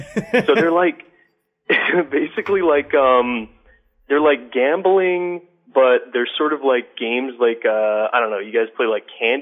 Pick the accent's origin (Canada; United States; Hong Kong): Canada; I'm from Canada.